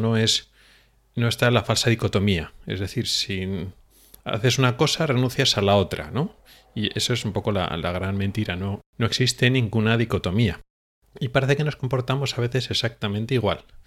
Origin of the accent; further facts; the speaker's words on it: Spain; los que nos hemos educado en una especie de tradición española